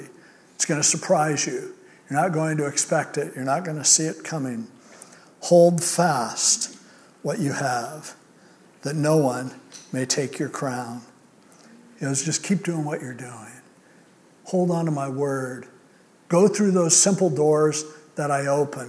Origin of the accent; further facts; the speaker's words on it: United States; as an American